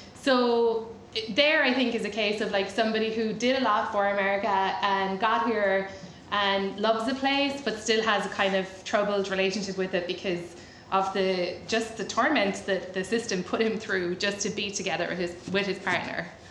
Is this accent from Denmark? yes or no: no; Ireland; moved away as an adult; now in United States; I'm Irish.